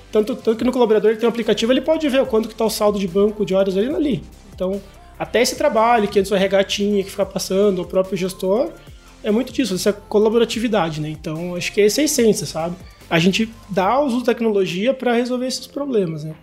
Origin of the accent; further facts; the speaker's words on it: Curitiba, Paraná, Brazil; eu sou de Curitiba